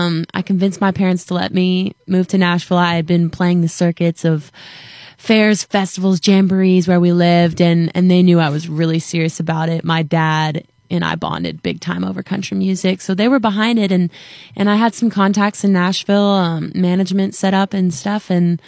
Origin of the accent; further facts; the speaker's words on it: Ontario, Canada; I'm from Ontario, Canada.